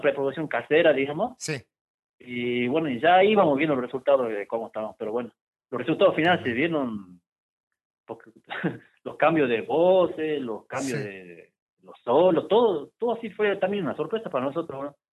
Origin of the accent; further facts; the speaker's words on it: Salta, Argentina; nosotros somos acá de Salta